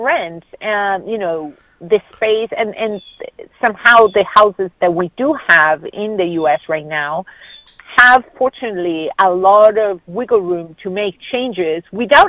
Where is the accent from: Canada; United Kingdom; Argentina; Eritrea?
Argentina; moved away as an adult; now in United States; where I grew up in Argentina, every neighborhood had a corner store